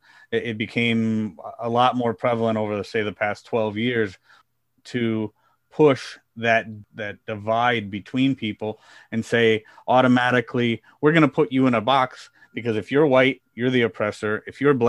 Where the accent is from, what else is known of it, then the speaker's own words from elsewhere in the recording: Midwest, United States; I grew up in the Midwest in the United States